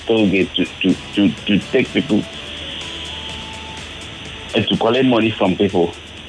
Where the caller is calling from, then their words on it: Lagos, Nigeria; I'm calling from Lekki.